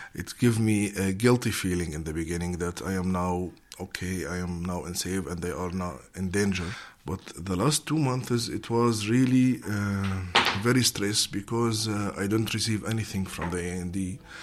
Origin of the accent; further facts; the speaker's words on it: Syria; moved away as an adult; also born or lived in Damascus; now in Netherlands; I am from Syria. Uh, I'm Syrian uh, movie maker.